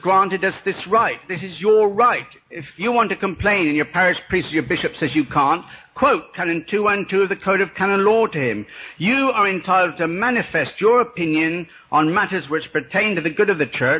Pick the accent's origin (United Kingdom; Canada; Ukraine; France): United Kingdom; being British